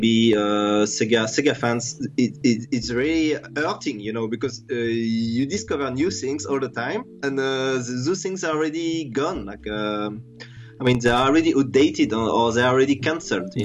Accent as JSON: {"language": "English", "country": "France", "also_born_or_lived": "Singapore", "said": "I'm from France. Yeah, I'm French"}